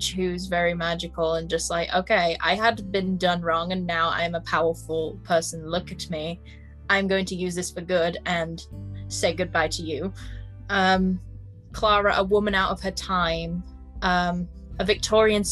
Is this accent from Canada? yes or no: no; United Kingdom; accent: northern; the northernness of myself, embracing my northernness